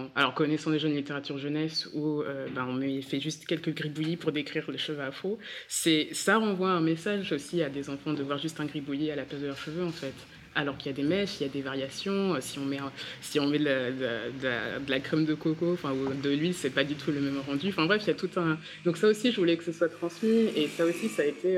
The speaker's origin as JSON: {"language": "French", "region": "Centre-Val de Loire", "country": "France", "tie": "born or raised there", "said": "mon père est congolais, ma mère est martiniquaise, je suis née euh, dans le Loiret"}